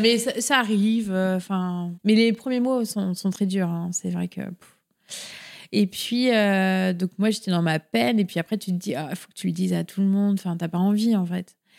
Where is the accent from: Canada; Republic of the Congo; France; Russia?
France; Paris, Île-de-France; now in Rennes, France; Je viens normalement de région parisienne. Enfin, je suis née à Paris même